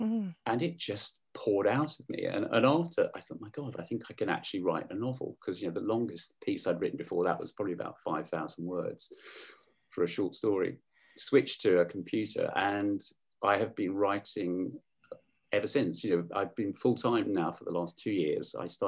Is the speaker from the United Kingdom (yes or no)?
yes; Hemel Hempstead, East of England, United Kingdom; moved away as an adult; now in Salisbury, United Kingdom; I grew up in Hemel Hempstead